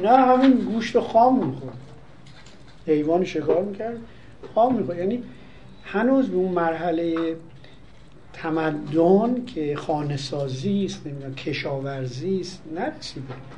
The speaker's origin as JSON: {"language": "Persian", "country": "Iran", "said": "ما ایرانی هستیم"}